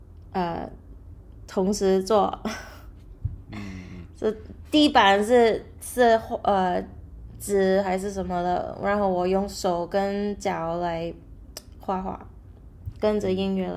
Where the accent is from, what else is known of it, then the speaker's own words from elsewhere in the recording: Macau; also born or lived in New York / Myanmar; now in United States; 我在纽约出生的，但是我就呃一出生就回去澳门，然后在缅甸也住过五年，然后呃高中才回去纽约，然后就在在美国那边住。